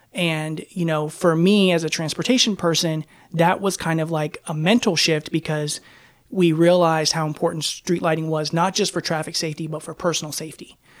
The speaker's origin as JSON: {"language": "English", "town": "Raleigh", "region": "North Carolina", "country": "United States", "tie": "born or raised there", "also_born_or_lived": "Turkey", "moved": "as an adult", "lives_now": "Portland, United States", "said": "around Raleigh, North Carolina, my hometown"}